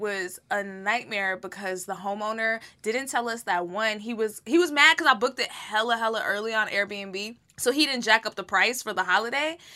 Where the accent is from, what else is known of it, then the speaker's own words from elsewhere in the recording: Texas, United States; I'm from, this is my home state, is Texas